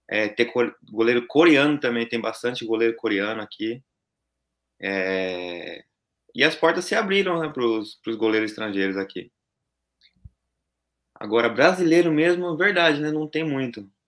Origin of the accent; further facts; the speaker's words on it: Santo André, São Paulo, Brazil; now in Gifu, Japan; Nós somos de São Paulo, Santo André.